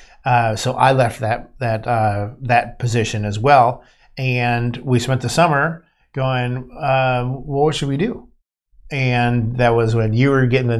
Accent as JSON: {"language": "English", "region": "Ohio", "country": "United States", "tie": "born or raised there", "said": "I was born in Ohio"}